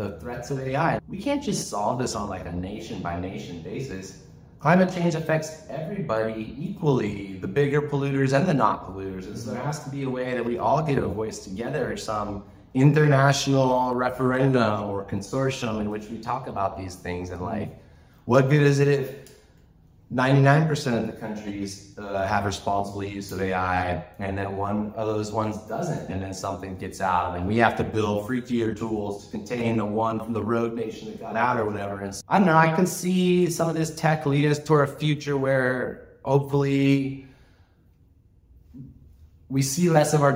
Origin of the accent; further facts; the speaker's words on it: United States; moved away as an adult; also born or lived in Galiano Island, Canada; now in Canada; I'm an American. I'm a landed immigrant here in Canada. I've been living for 25 years.